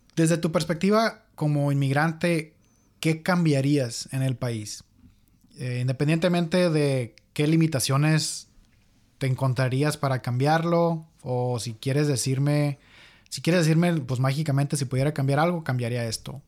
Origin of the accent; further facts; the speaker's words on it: Mexico; now in United States; nosotros somos de México